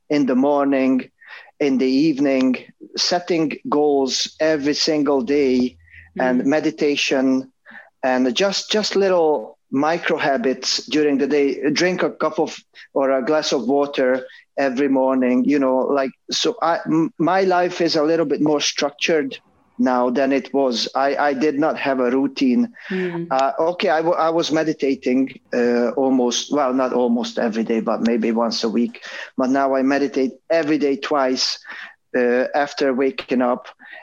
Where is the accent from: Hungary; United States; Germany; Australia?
Hungary; moved away; I grew up in Hungary